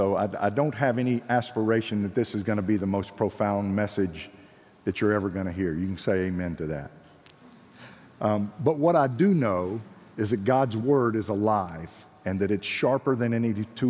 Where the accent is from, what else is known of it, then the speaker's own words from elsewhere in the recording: Marietta, Georgia, United States; accent: Georgian; moved away as an adult; also born or lived in Ghana; I grew up in Marietta, Georgia, went to church all my life